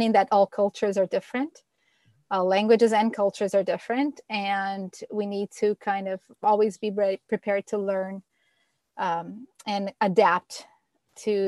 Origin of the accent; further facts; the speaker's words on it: Brazil; now in Canada; living in Brazil or growing up in Brazil